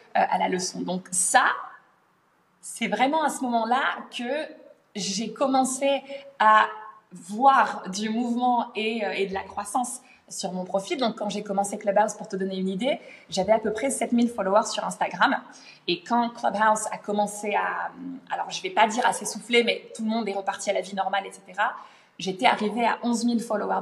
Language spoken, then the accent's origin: French; France; moved away as an adult; also born or lived in London, United Kingdom; now in Middle East; je suis née en France, j'ai grandi en France et euh, je me suis expatriée au Royaume-Uni à l'âge de 19 ans.